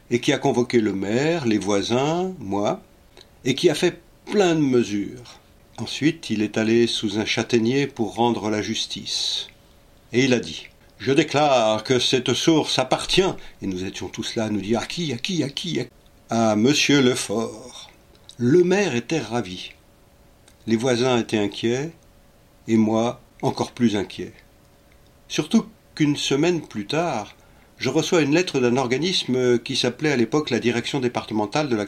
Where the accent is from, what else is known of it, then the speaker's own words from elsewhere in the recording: Paris, Île-de-France, France; Je vous ai dit que je suis parisien.